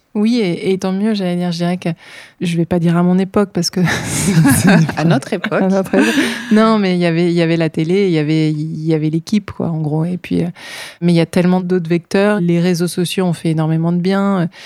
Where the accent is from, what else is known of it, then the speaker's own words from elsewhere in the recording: north of France, France; Alors moi, je viens du nord de la France